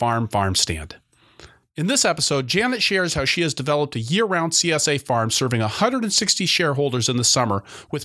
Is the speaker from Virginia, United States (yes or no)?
no; Seattle, Washington, United States; moved away; I grew up in Seattle